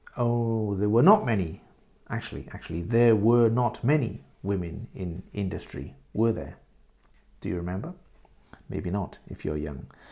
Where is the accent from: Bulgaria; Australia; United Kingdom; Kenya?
United Kingdom; England; moved away as an adult; now in Japan; In England, we say estate agents